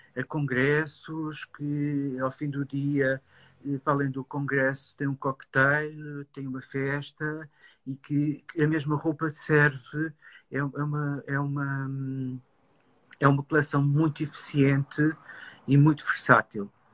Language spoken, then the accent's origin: Portuguese; Lisbon, Portugal; ser um designer de Lisboa